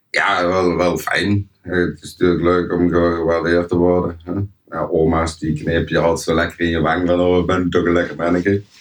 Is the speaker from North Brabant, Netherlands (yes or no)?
yes; Helmond, North Brabant, Netherlands; accent: Brabants; also born or lived in Deurne; Geboren en getogen in Helmond.